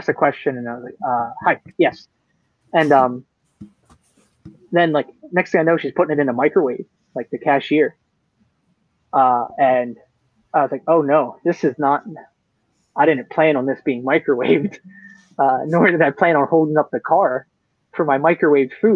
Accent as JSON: {"language": "English", "country": "United States", "said": "the American"}